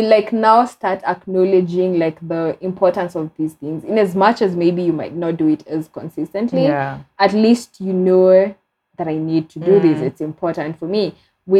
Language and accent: English; Kenya; Being a Kenyan